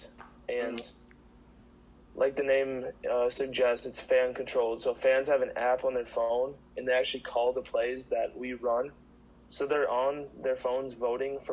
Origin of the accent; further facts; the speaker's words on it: Minnesota, United States; I'm from Minnesota